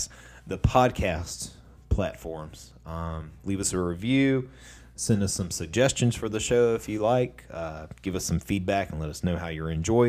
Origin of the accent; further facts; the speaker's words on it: South Carolina, United States; Mount Caramel, because I'm from South Carolina, and that's how I say it.